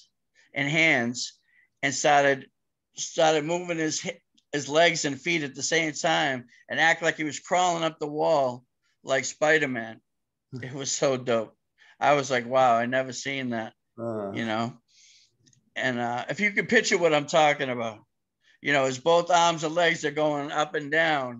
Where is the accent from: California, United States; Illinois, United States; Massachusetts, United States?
Massachusetts, United States; Cambridge; also born or lived in Boston; they came to Cambridge in my hometown from Mission Hill